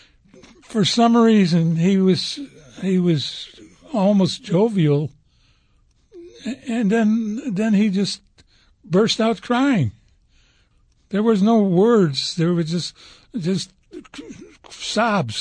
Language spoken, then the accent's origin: English; Chicago, Illinois, United States; moved away; also born or lived in Stettin; we grew up in Chicago